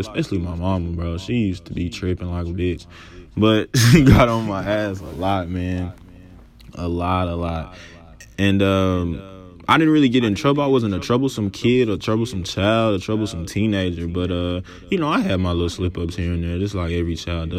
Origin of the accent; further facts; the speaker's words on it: Dallas, Texas, United States; I was born and raised in Dallas, Texas, Oak Cliff to be exact